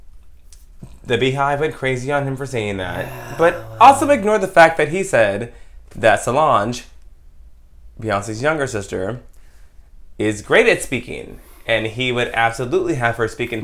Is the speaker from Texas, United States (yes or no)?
yes; Texas, United States; I'm from Texas